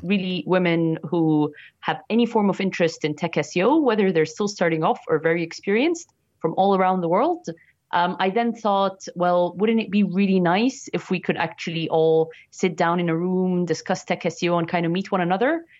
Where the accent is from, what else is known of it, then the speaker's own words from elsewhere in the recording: Egypt; moved away as an adult; now in United Kingdom; my hometown in Egypt